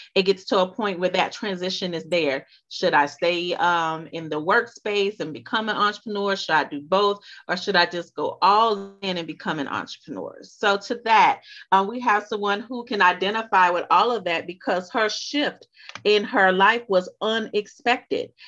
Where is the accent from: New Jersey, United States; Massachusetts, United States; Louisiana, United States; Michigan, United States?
Louisiana, United States; accent: Louisiana; she's from my home state, so y'all pardon us if our accents come out.